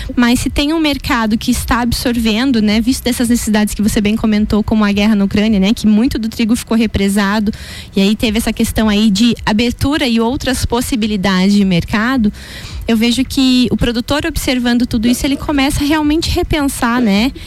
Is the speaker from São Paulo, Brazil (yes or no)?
no; Canoinhas region, Santa Catarina, Brazil; Eu sou da região de Canoinhas, que é norte do estado